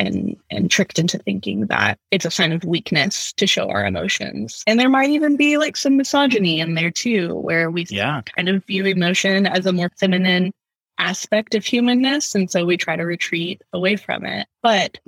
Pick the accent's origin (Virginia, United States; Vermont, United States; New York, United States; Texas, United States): Texas, United States; outside of Houston; I grew up in the Bible Belt. I grew up outside of Houston